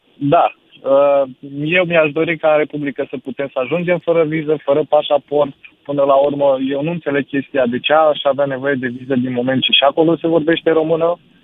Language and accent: Romanian; Romania; moved away as an adult; also born or lived in Ploiești; eu sunt uh, oltean de fel. Uh, sunt chiar din pe granița dintre Tenorman și Văd